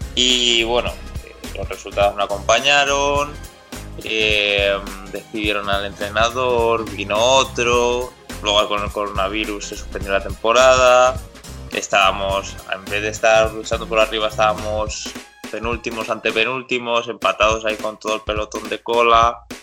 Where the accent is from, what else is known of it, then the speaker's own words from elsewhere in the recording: Getafe, Community of Madrid, Spain; soy de Getafe, empecé jugando aquí en el antiguo Getafe Beta